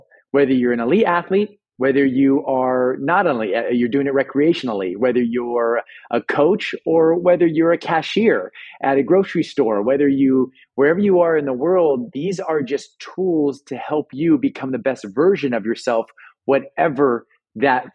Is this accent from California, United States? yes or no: yes; Los Angeles, California, United States; I'm born and raised in Los Angeles